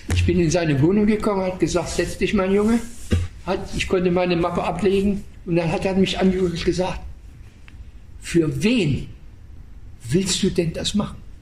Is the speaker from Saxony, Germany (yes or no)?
yes; Waldheim, Saxony, Germany; moved away; in Waldheim, meiner, Heimat, meiner Heimatstadt